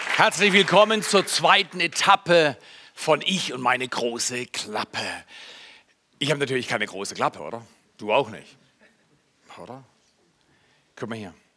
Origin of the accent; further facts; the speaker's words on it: Germany; moved away as an adult; also born or lived in Canada; ich bin ja Deutscher